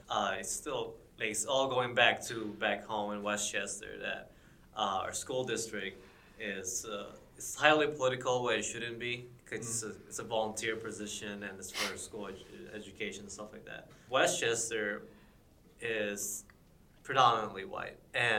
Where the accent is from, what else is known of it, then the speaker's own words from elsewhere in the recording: Philippines; now in United States; I'm from the Philippines.